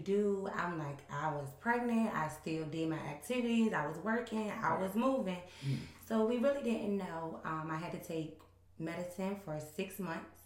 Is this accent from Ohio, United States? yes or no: no; Alberta, Virginia, United States; I'm from Alberta, Virginia